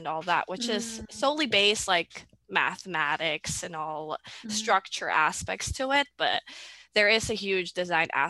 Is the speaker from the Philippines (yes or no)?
yes; Philippines; now in Canada; I grew up in the Philippines.